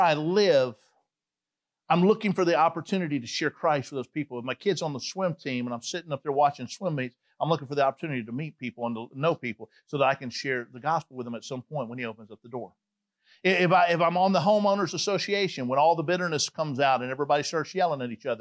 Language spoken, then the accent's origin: English; Atlanta, Georgia, United States; moved away; I'm from Atlanta, Georgia. They're like, we know that you got that accent